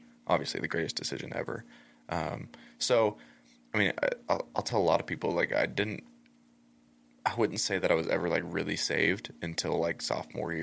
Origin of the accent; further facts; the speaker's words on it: Elizabeth, Colorado, United States; also born or lived in Castle Rock, Colorado; Born and raised in Colorado